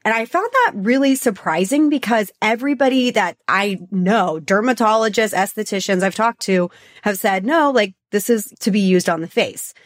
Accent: Texas, United States; Born and raised in Texas

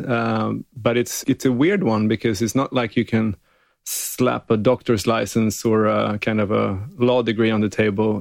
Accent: Gällivare, Norrbotten County, Sweden; now in Los Angeles, United States; I'm from Sweden, but not only. I'm from north of the wall. I'm way up north.

